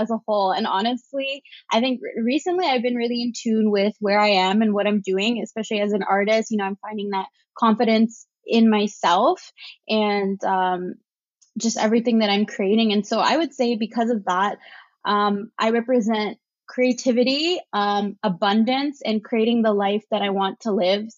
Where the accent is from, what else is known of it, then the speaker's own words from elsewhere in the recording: Brampton, Ontario, Canada; I grew up in a town, kind of like a suburb town, like 30 minutes outside of Toronto. So it's called Brampton